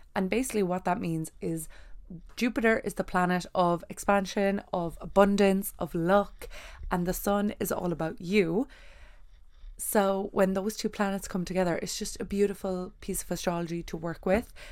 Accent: Ireland; I am from Ireland

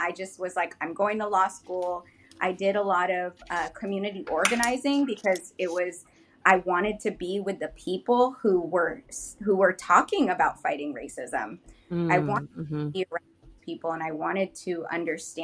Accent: Seattle, Washington, United States; now in Tukwila, United States; I'm born and raised here in Seattle

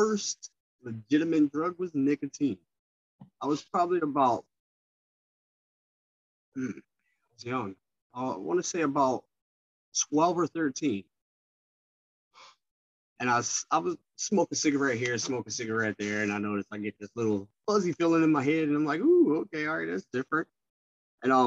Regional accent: Philadelphia, Pennsylvania, United States; I am from West Philadelphia, though. Born and raised

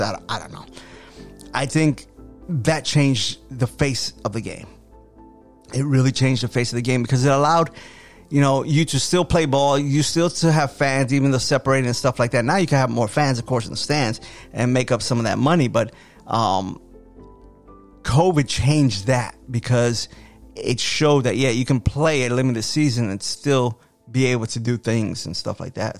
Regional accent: United States; I love being an American

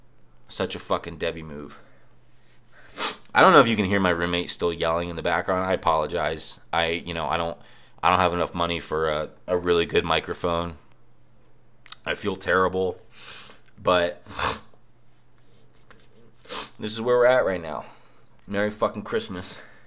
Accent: Pennsylvania, United States; I was in my family room in my house I grew up in Bucks County

